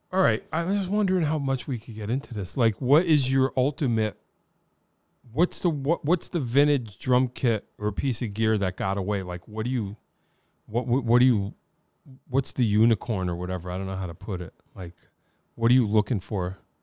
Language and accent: English; Wallingford, Connecticut, United States; I grew up in Wallingford.